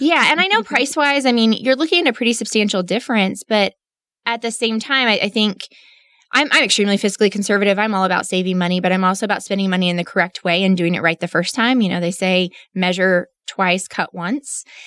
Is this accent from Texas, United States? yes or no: yes; Midland, Texas, United States; also born or lived in Austin; born and raised in Midland